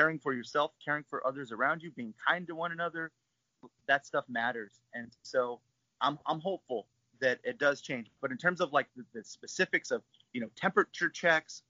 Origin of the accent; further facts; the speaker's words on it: Albuquerque, New Mexico, United States; moved away as an adult; now in Portland, United States; I'm still keeping tabs on my hometown. Got friends and family, all my loved ones are still there